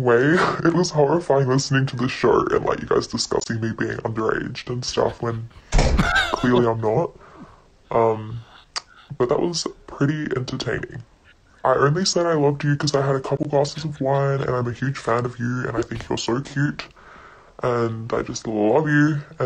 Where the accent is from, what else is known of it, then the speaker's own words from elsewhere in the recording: Perth, Western Australia, Australia; I'm from Perth